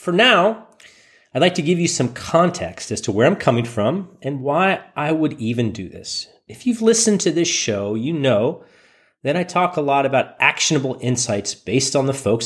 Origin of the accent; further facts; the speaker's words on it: Silicon Valley, California, United States; I was born in Silicon Valley